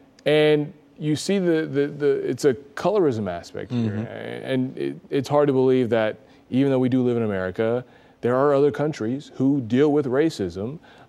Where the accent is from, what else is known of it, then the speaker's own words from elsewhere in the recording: Montgomery, Alabama, United States; I was. Yeah. Yeah. And so I think Alabama, and we've talked about this before, they've done a great job of embracing their past and welcoming people, because I remember growing up.